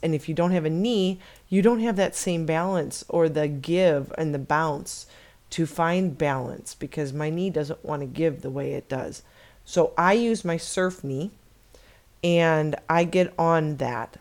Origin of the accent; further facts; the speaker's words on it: Chicago, Illinois, United States; now in Arizona, United States; I was born and raised in Chicago